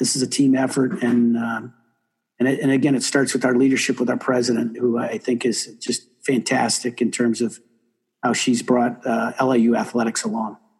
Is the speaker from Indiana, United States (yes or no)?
yes; South Bend, Indiana, United States; moved away; I didn't grow up a hockey guy uh, in Indiana, but I grew up in South Bend